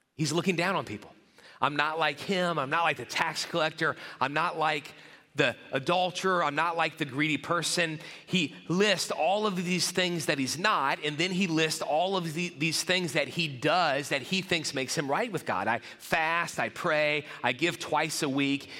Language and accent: English; New Orleans, Louisiana, United States; my school where I grew up in the New Orleans area